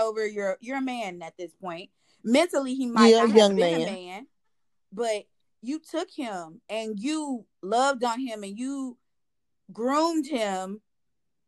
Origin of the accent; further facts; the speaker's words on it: Indiana, United States; I'm from Indiana